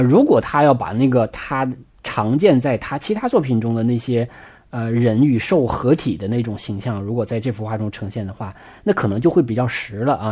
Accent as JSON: {"language": "Chinese", "country": "China", "said": "我们中国人"}